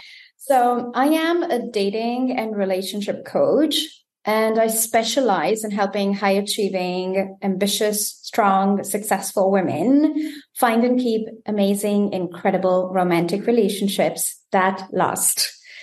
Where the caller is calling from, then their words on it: Germany; I am tuning in from Germany.